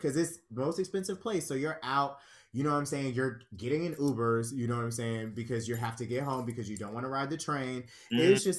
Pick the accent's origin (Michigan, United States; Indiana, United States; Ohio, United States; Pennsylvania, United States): Pennsylvania, United States; Pittsburgh; now in New York, United States; because I feel like I came from Pittsburgh, I went to the Pit, I was there for 2 years, and that's basically what that cycle was.